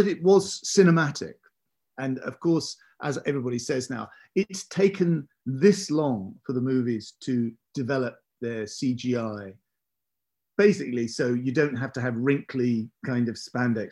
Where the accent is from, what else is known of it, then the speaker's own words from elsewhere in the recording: South East England, United Kingdom; us kids growing up in the British home counties